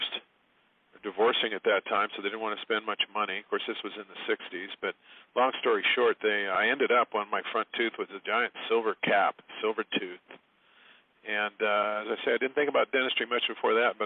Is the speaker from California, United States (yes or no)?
yes; San Diego, California, United States; moved away; I grew up in San Diego, California